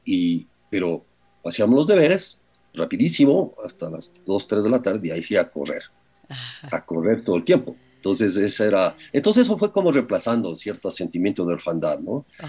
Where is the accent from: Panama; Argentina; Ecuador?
Ecuador; los ecuatorianos somos